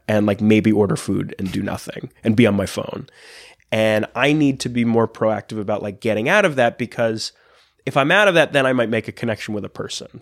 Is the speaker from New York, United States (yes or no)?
yes; Long Island, New York, United States; also born or lived in Astoria, Queens; I grew up on Long Island